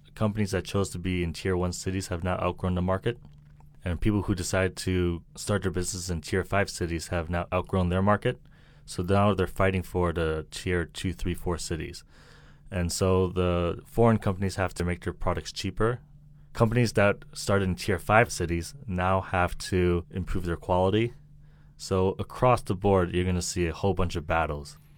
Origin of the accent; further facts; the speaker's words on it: Milton, Massachusetts, United States; accent: American; moved away as an adult; also born or lived in Hong Kong / Shanghai, China; now in China; A small town called Milton, Massachusetts, and the population is like 30,000